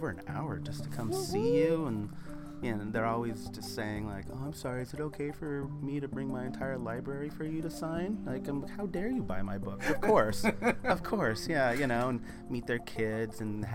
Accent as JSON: {"language": "English", "town": "Los Angeles", "region": "California", "country": "United States", "said": "I'm from Los Angeles"}